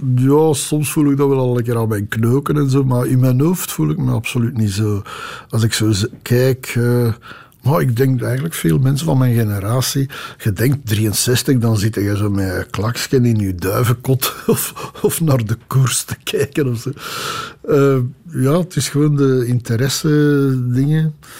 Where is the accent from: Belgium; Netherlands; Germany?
Belgium; accent: half Brussels; mijn dialect van vroeger, zo half Brussels.